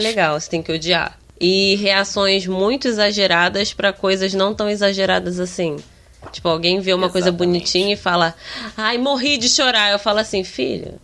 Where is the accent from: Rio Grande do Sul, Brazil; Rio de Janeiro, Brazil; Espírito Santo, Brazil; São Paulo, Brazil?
Rio de Janeiro, Brazil; accent: carioca